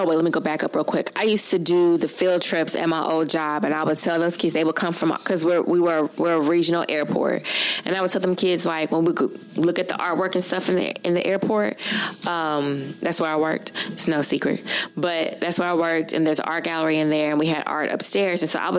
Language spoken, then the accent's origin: English; Shreveport, Louisiana, United States; moved away as an adult; now in Monroe, United States; because I'm from Shreveport and I came to Monroe for college. So, oh no, I'm not a local. I went to ULM.